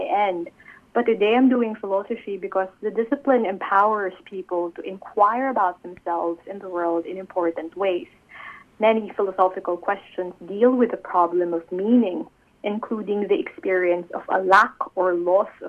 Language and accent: English; Philippines; I'm from the Philippines, a country I love and a country known for its deeply rooted Catholic tradition.